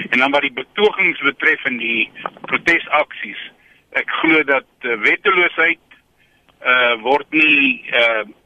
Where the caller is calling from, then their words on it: Newcastle, KwaZulu-Natal, South Africa; Uh, ek is hier van Newcastle af.